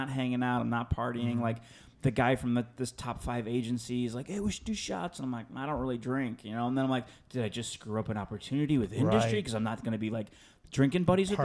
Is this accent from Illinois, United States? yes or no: yes; Chicago, Illinois, United States; moved away as an adult; now in Los Angeles, United States; I grew up on the South Side of Chicago.